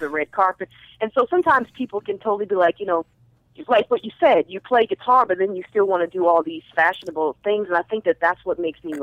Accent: Minnesota, United States; moved away; also born or lived in Ohio / the Valley, California; originally from originally uh, from um, Ohio, but then we grew up in Minnesota

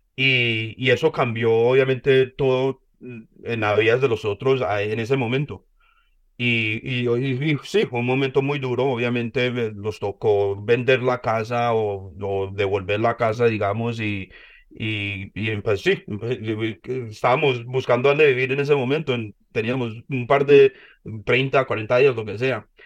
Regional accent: United States; also born or lived in Colombia (parents' origin); yo nací acá en Estados Unidos

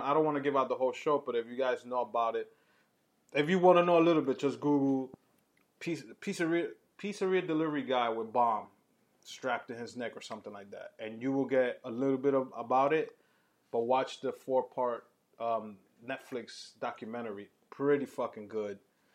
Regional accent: New York City, New York, United States; growing up in New York

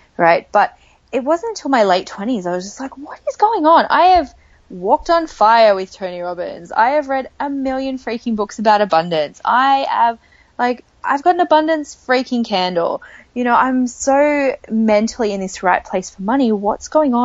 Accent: Australia; accent: Australian; I am Australian, for those of you who can probably hear that from my accent. And I grew up in a small beach town

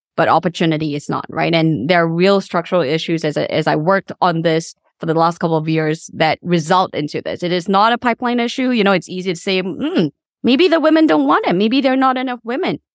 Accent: Subang Jaya, Selangor, Malaysia; also born or lived in Kuala Lumpur / Damansara; now in Washington DC, United States; I actually did grow up in Subang Jaya.

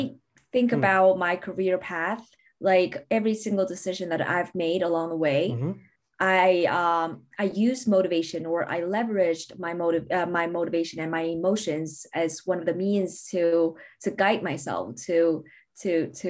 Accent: Beijing, China; moved away as an adult; also born or lived in Newcastle, United Kingdom / London, United Kingdom; I relocated to Beijing, which means basically my hometown

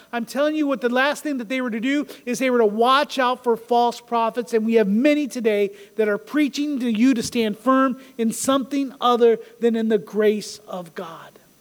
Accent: United States; we think of ourselves as just American Christians

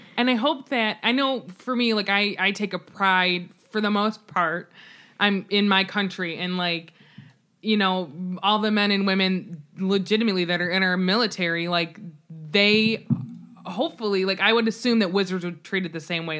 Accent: United States; I as an American

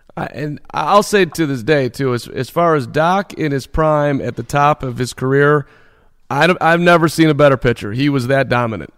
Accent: Chicago, Illinois, United States; I was 11 years old in in 1984, growing up in Chicago

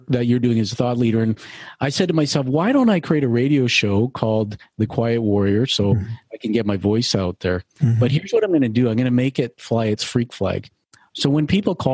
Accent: Canada; I'm a Canadian

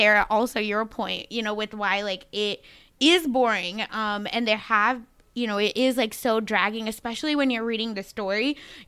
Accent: Mumbai, Maharashtra, India; now in United States; where I grew up in India

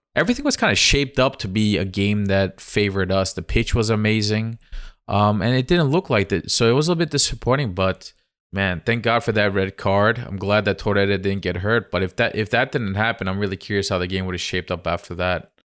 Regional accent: Giresun, Turkey; I am from Gerasund

